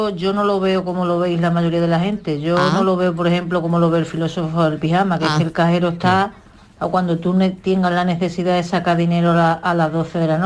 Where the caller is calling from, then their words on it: Huelva, Andalusia, Spain; de Huelva